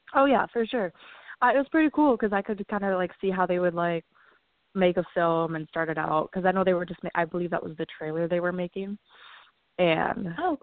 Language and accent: English; Stillwater, Minnesota, United States; So I grew up in Stillwater, Minnesota with five brothers and two sisters